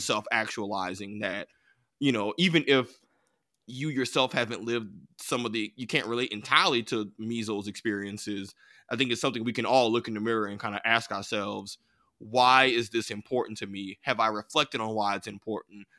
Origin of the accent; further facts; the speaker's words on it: United States; I grew up in America